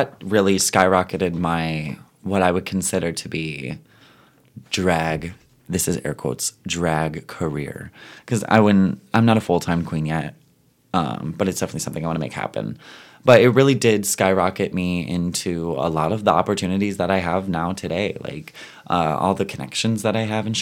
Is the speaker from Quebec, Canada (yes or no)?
no; Ottawa, Ontario, Canada; I am from Ottawa